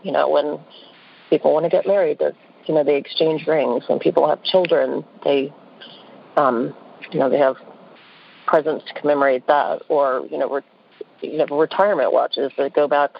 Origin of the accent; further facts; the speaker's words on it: New Orleans, Louisiana, United States; now in Atlanta, United States; So I live in Atlanta. I grew up in New Orleans